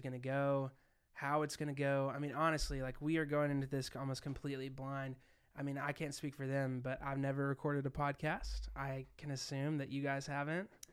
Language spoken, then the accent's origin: English; Arkansas, United States; I'm being from Arkansas